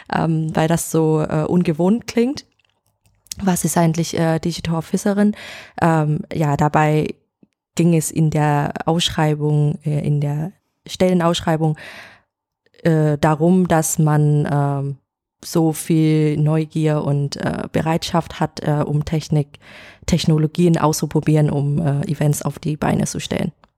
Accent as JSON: {"language": "German", "region": "Hanoi", "country": "Vietnam", "tie": "born or raised there", "second_language": "German", "moved": "as an adult", "lives_now": "Hamburg, Germany", "said": "ich komme aus Vietnam, aus Hanoi. Und nach dem Abitur in Vietnam äh, bin ich nach Deutschland fürs Studium gegangen"}